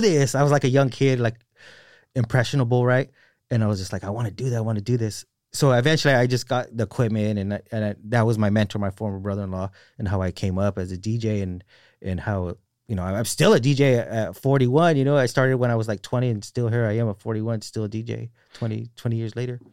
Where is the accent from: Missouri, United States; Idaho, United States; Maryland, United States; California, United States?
California, United States; Salinas; also born or lived in Marina; I'm from Salinas